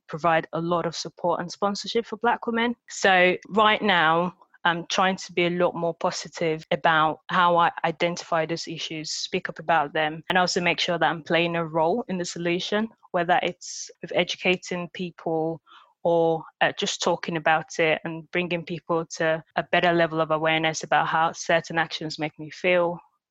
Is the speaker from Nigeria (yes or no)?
yes; Nigeria; accent: Nigerian; moved away; And I grew up in Nigeria, so I had this very thick this Nigerian accent.